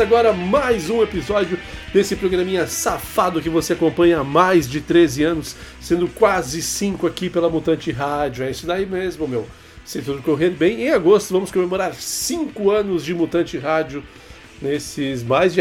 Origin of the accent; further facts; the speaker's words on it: Itatiba, São Paulo, Brazil; lá da minha cidade, né, meu? Lá de Itatiba